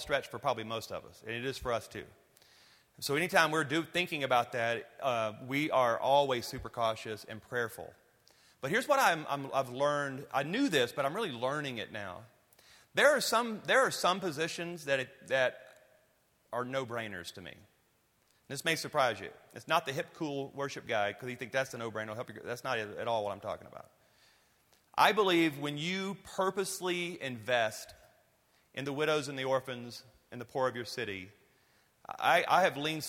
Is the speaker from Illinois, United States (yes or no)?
no; Louisiana, United States; I'm from Louisiana